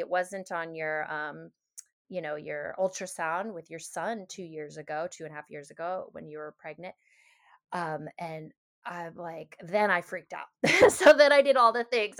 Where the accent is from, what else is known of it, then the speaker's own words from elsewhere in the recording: Seattle, Washington, United States; moved away as an adult; also born or lived in Hawaii; having grown up in Seattle, there was a lot of integrative health around me